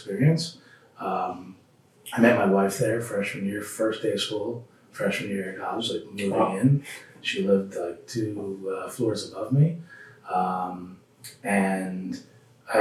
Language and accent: English; central New Jersey, United States; also born or lived in Connecticut; I grew up in New Jersey, central New Jersey